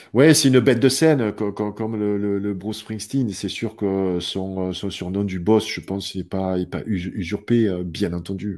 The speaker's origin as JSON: {"language": "French", "country": "France", "said": "je suis français"}